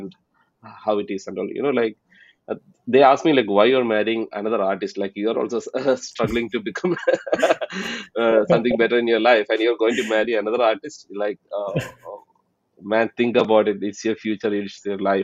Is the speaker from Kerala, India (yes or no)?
yes; Palakkad, Kerala, India; moved away as an adult; now in Texas, United States; I'm originally from Palakkad, from India. And right now, I'm based out of Texas